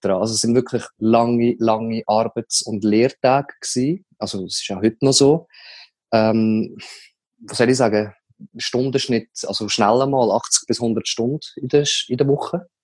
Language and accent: German; Leibstadt, Aargau, Switzerland; ich bin zu Leibstadt aufgewachsen